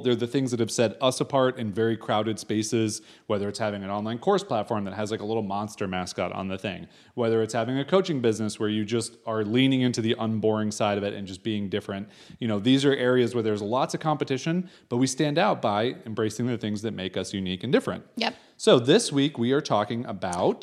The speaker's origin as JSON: {"language": "English", "country": "United States", "moved": "as an adult", "said": "we are American"}